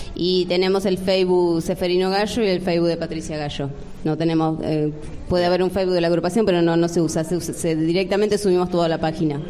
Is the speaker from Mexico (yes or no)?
no; Villa Espil, Buenos Aires, Argentina; como somos de Villa